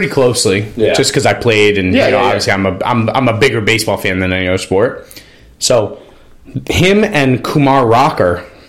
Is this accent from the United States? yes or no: yes; Norwalk, Connecticut, United States; also born or lived in New London; I'm 34, dude.